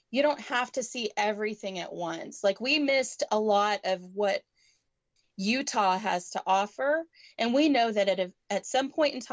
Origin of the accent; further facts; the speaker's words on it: Canada; now in United States; Um, I'm originally from Canada, so we try to jump across the border anytime we're up north.